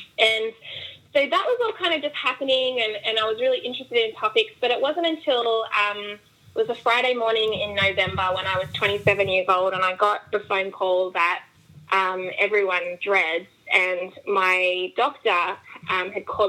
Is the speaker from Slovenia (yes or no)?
no; Australia; moved away as an adult; now in United States; Yes, I am Australian. We have immigrated here to the States about 2.5 years ago.